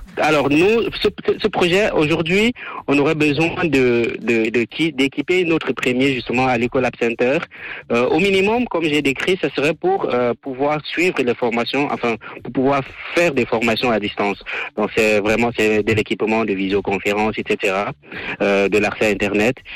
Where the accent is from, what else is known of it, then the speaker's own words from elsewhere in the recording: Cameroon; moved away as an adult; now in Switzerland; je vis en Suisse, je viens du Cameroun